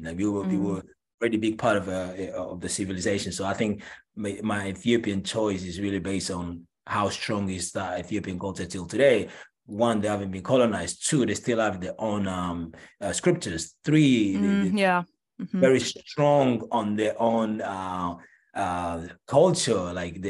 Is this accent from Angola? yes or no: yes; Angola; moved away; also born or lived in Paris, France / New York, United States; I am originally from Angola.